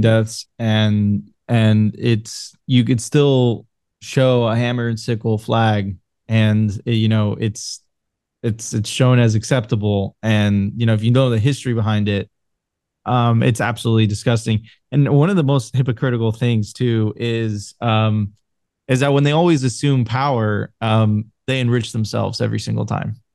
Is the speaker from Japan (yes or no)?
no; Venezuela; moved away; I'm originally from Venezuela